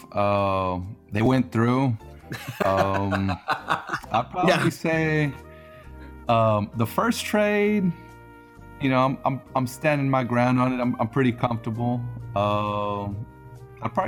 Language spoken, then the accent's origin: English; Houston, Texas, United States; from Houston